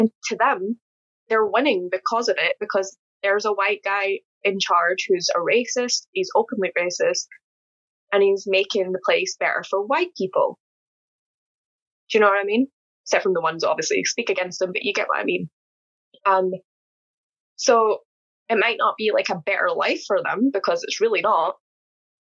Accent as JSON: {"language": "English", "region": "Scotland", "country": "United Kingdom", "said": "I'm from Scotland"}